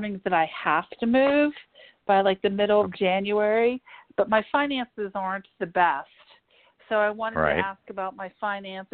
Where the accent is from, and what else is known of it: Pittsburgh, Pennsylvania, United States; born or raised there